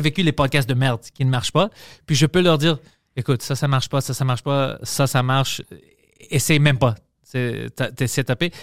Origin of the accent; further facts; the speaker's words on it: Montreal, Quebec, Canada; on a grandi, nous, sais, à Parkex, tout ça, avec mes amis